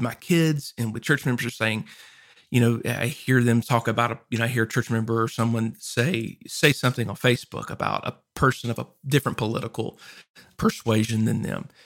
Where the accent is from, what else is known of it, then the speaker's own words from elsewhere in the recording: Louisiana, United States; also born or lived in Arkansas; now in Texas, United States; I lived in Arkansas before this and I grew up in Louisiana